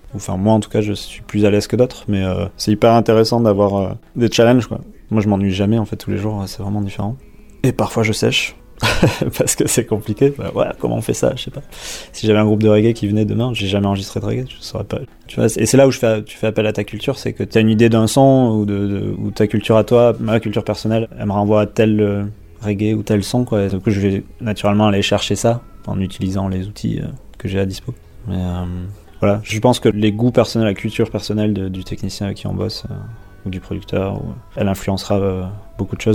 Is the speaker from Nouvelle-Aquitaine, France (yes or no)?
yes; Dax, Nouvelle-Aquitaine, France; also born or lived in Basque Country; je suis né à Dax, pas très loin